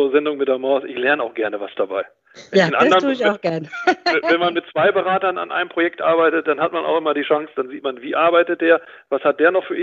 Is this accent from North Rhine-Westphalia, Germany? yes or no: yes; North Rhine-Westphalia, Germany; Und ich komme ja aus Ostwestfalen, man sieht ja vielleicht auch den kleinen Hermann